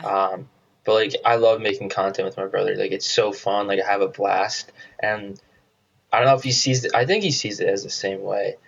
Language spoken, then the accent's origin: English; New Jersey, United States; moved away as an adult; I grew up in New Jersey